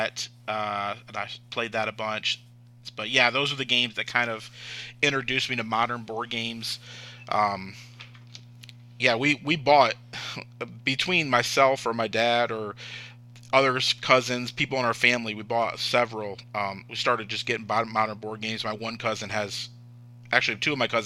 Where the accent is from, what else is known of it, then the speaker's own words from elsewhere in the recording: Michigan, United States; I'm from Michigan